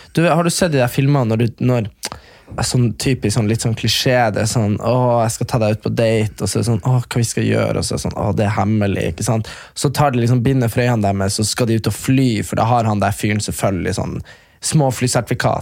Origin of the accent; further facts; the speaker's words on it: near Hamarøy, Nordland, Norway; halvtime fra der vi er fra